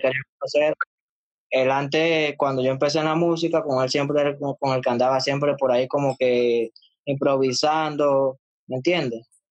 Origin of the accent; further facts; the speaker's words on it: Panama; yo soy panameño